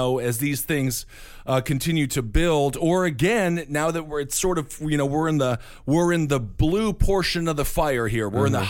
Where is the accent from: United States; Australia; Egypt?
United States; Midwest; accent: Midwest; I don't know why I'm doing a Midwest accent. It's my only accent I got.